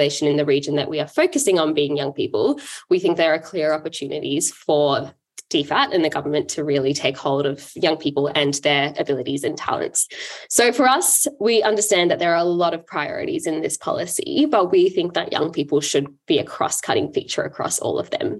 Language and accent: English; Adelaide, South Australia, Australia; I grew up in Adelaide, and I come from a Sri Lankan family